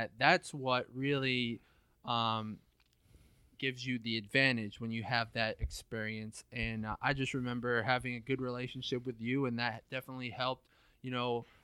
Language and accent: English; Northbridge, Massachusetts, United States; born or raised there